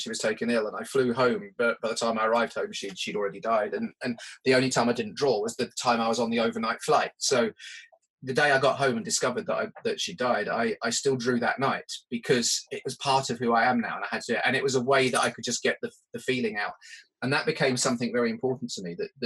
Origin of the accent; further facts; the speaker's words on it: United Kingdom; being British